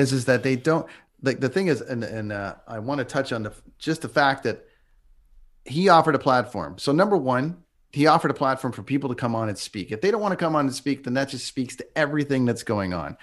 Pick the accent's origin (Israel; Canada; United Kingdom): Canada; Toronto, Ontario; moved away; my hometown